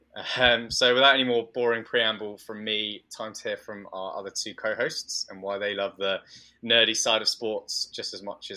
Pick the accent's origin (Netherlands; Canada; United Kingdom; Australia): United Kingdom; I'm British